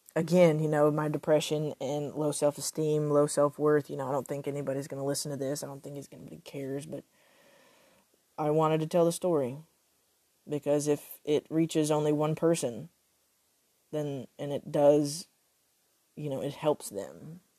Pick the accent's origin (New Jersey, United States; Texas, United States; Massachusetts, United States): Texas, United States; I I am Texan